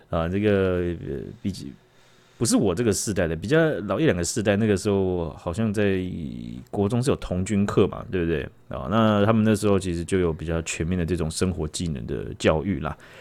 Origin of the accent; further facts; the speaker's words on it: Taiwan; 我们台湾人